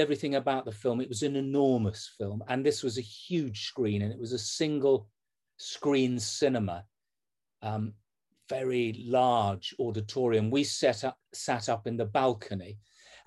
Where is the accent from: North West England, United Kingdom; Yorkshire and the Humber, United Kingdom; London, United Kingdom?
Yorkshire and the Humber, United Kingdom; Leeds; I'm from Leeds